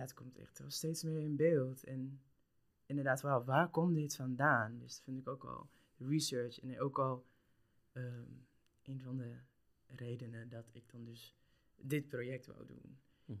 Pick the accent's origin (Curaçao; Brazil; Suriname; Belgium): Curaçao; now in Netherlands; ik kom uit Curaçao